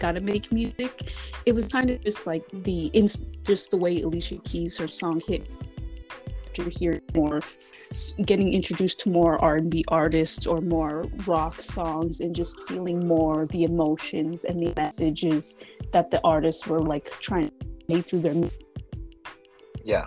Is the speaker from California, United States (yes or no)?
yes; Fontana, California, United States; also born or lived in Redlands, California / Colton, California; I was born in Redlands, California. I grew up a little bit in Colton before moving to Fontana and kind of just staying there for the rest of my